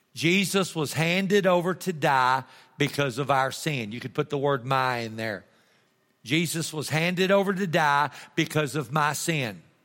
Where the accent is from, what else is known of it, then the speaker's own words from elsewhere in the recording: Texas, United States; I'm a Texan.